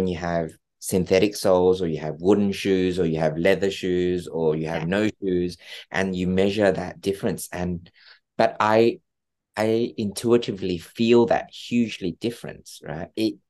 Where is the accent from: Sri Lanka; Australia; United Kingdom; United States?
Australia; It was really hard for my family that came from Australia. I'm Australian.